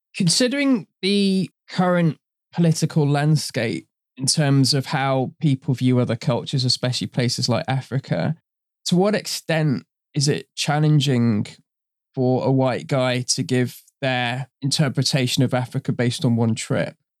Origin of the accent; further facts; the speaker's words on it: Trinidad & Tobago; I'm from Trinidad in her origin. I've grown up in that kind of culture as well